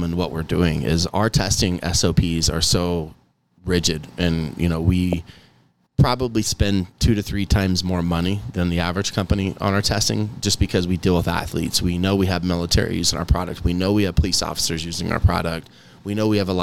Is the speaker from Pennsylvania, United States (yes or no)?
no; Kansas, United States; Kansas is my home state